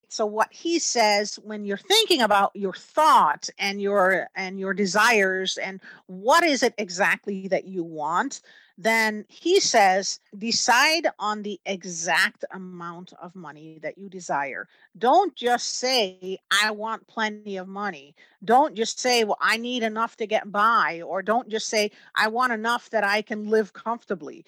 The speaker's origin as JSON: {"language": "English", "country": "Netherlands", "tie": "born or raised there", "moved": "yes", "said": "I grew up in the Netherlands"}